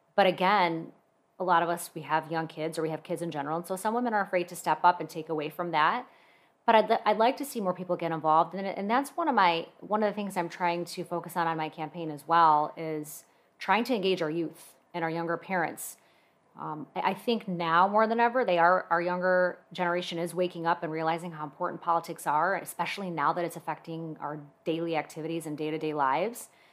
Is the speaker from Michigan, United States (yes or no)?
yes; West Bloomfield, Michigan, United States; now in Commerce, United States; I actually grew up in West Bloomfield, and when I got married, I moved to Commerce with my husband